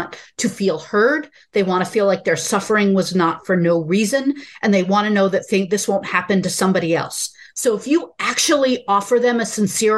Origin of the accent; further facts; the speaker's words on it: United States; as an American